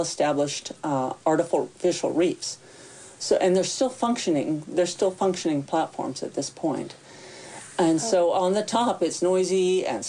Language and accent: English; Tennessee, United States; moved away; also born or lived in California; I grew up in Tennessee